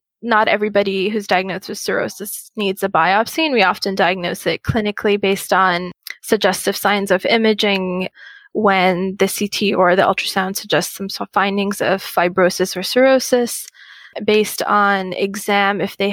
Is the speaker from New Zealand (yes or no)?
no; Muscat, Oman; moved away as an adult; also born or lived in Qatar; now in United States; I grew up in Muscat, Oman, and did high school there